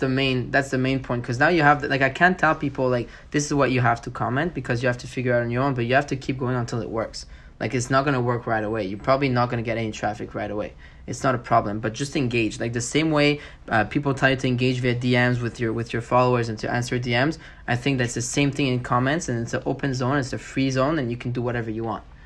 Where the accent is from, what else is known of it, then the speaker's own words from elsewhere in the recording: Montreal, Quebec, Canada; I'm from Montreal